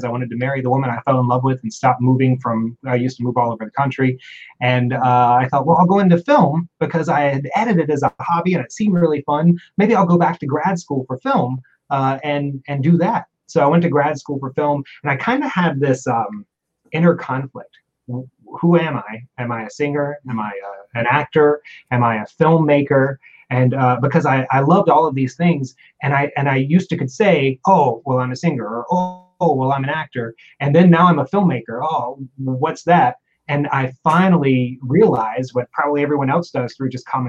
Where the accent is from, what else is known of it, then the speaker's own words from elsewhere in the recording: North Carolina, United States; I grew up in the South in North Carolina